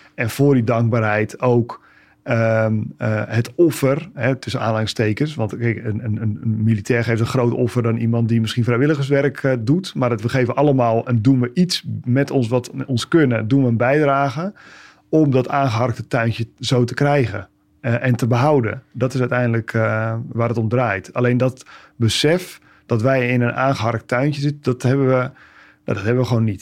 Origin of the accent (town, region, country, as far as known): Netherlands